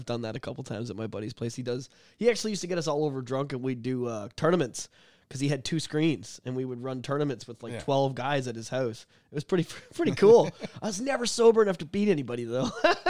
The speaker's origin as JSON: {"language": "English", "town": "Oshawa", "region": "Ontario", "country": "Canada", "tie": "born or raised there", "said": "I grew up in South Oshawa, and the Blockbuster was... six houses from our school."}